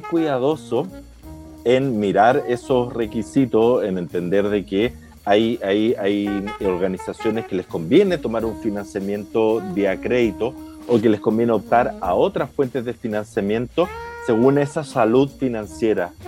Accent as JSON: {"language": "Spanish", "country": "Chile", "said": "los chilenos, las empresas y las personas estamos endeudados"}